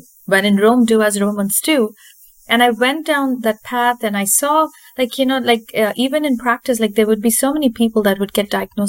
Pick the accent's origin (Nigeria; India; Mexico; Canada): India; moved away as an adult; also born or lived in California; now in Wisconsin, United States; I grew up in India.